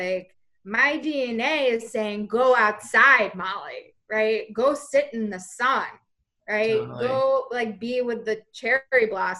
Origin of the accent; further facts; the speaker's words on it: New York, United States; I was talking about my identity as a New Yorker